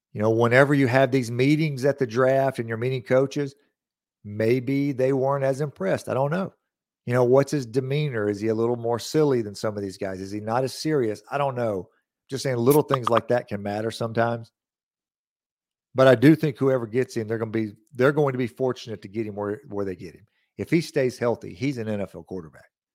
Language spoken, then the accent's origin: English; Lawrence County, Mississippi, United States; I'm born and raised here. I'm from Lawrence County